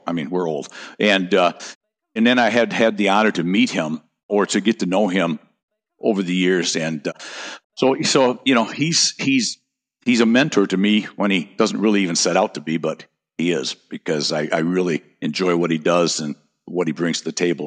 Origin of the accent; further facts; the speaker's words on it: North Country, United States; now in Naples, Florida, United States; I grew up in the North Country